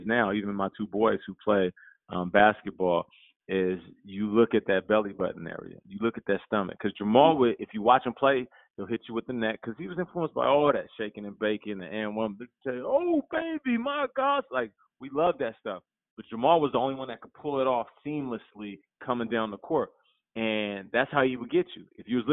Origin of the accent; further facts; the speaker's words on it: Seattle, Washington, United States; also born or lived in Calgary, Alberta, Canada; I was raised in Seattle